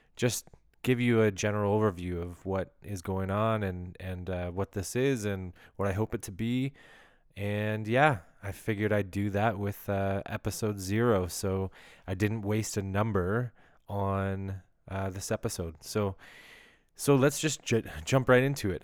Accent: Ottawa, Ontario, Canada; now in Greater Toronto Area, Canada; I was born in Ottawa, Ontario

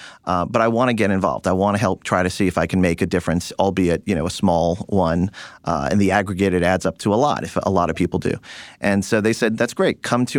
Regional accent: Long Island, New York, United States; I was born and bred in Long Island, New York, to a doctor's family.

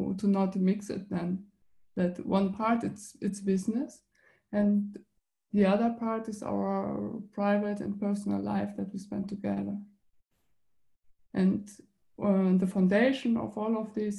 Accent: Germany; now in Switzerland; I'm originally from Germany, and I went to Switzerland

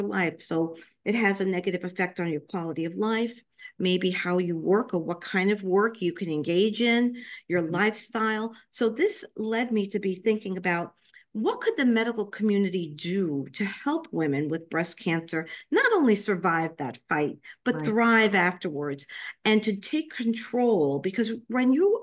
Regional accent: New York City, New York, United States; accent: New York; also born or lived in Florida / Ohio / Nebraska; now in Tampa, United States; I was born and raised in Brooklyn, New York, so I'm sure you can hear my New York accent. However, I've been in Florida for the last 12 years.

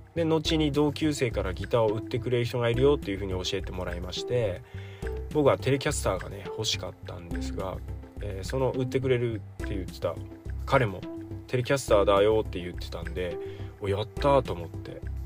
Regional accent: Shiwa, Iwate, Japan; now in Takachiho, Japan; 僕の地元岩手県紫波町というところ

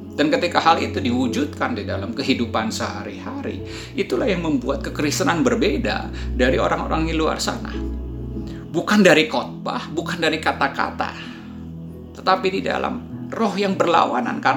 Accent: Indonesia; born there; Ya, jadi Ayah saya menikah dengan orang Indonesia dan saya lahir di Indonesia.

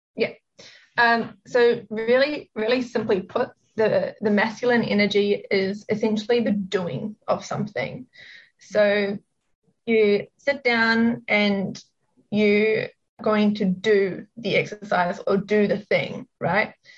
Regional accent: New Zealand; moved away as an adult; also born or lived in Sydney, Australia / Melbourne, Australia; now in Gold Coast, Australia; I am actually from New Zealand. I grew up there and lived there for pretty much all of my life

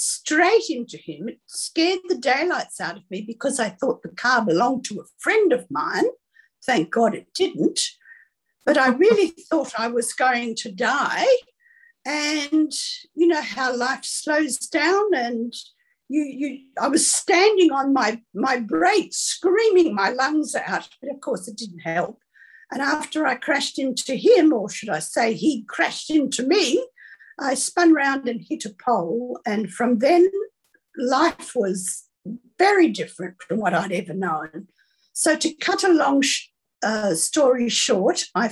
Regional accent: Sydney, New South Wales, Australia; I was born in Sydney, the daughter of two perfectionists

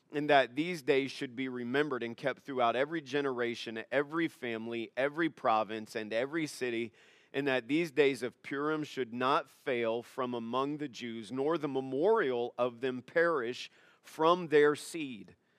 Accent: United States; I'm an American

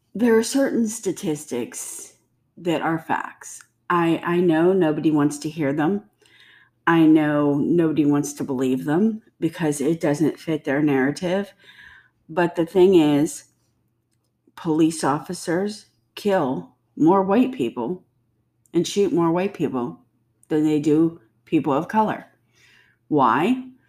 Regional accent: United States; I don't say I'm German, Scottish, English American. I say I'm American.

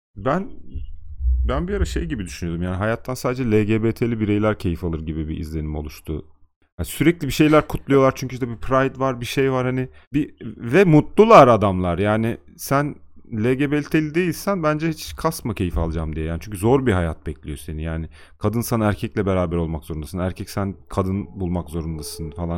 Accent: Turkey; bizde nazar da var yani. Türkiye'de

